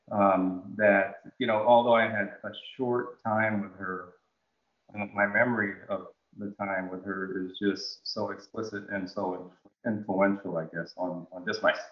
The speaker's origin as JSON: {"language": "English", "country": "Jamaica", "said": "I'm, I'm I'm I am a Jamaican."}